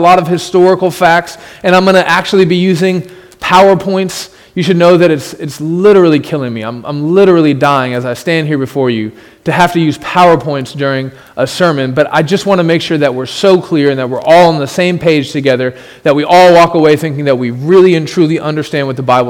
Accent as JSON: {"language": "English", "country": "United States", "said": "as an American who lives in a country where everyone agrees that slavery is evil"}